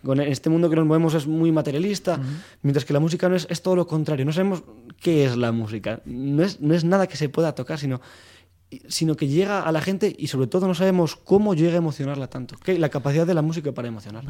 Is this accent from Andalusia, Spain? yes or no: no; Soria, Castile and León, Spain; moved away as an adult; now in Madrid, Spain; yo soy de Soria y llegué aquí a Madrid